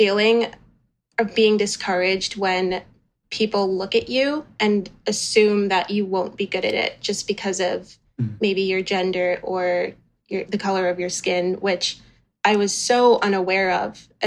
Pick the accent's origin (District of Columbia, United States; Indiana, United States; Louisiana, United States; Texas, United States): Louisiana, United States; New Orleans; growing up in New Orleans for part of my life